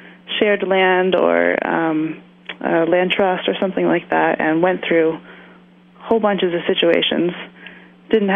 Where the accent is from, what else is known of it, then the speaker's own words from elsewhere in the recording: Vermont, United States; I grew up in Vermont